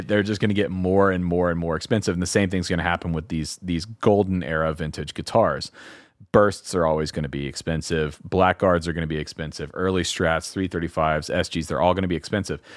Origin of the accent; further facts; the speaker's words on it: the South, United States; I'm from the South